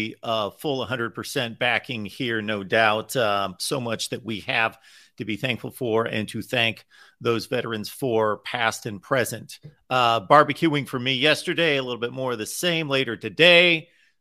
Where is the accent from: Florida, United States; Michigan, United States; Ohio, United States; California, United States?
Ohio, United States; moved away as an adult; also born or lived in Mississippi; I'm coming from Ohio where the Indians were 30 minutes away. I'd go to the Indians games almost every couple of weeks